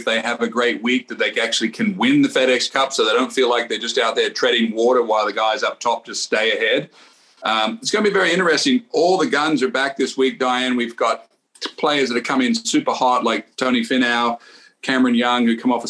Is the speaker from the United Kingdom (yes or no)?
no; Australia; I'm Australian